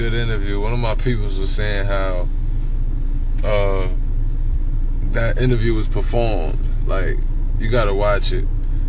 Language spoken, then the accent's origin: English; New York City, New York, United States; moved away; also born or lived in Southern United States; I was born in Jamaica Hospital.